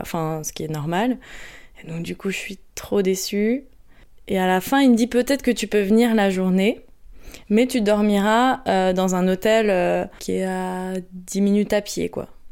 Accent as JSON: {"language": "French", "town": "Courbevoie", "region": "Île-de-France", "country": "France", "tie": "born or raised there", "said": "j'ai grandi à Courbevoie en région parisienne"}